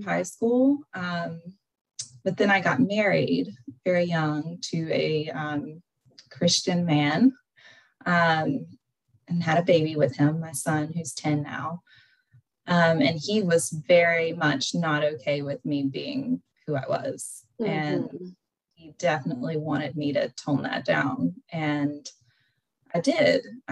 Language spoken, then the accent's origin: English; Western North Carolina, United States; I grew up in Western North Carolina, which is my accent.